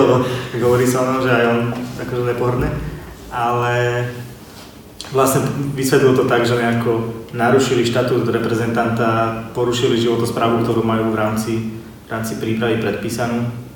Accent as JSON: {"language": "Slovak", "town": "Sereď", "region": "Trnava Region", "country": "Slovakia", "said": "u nás doma v Seredy, v komunitnom centre Priestor"}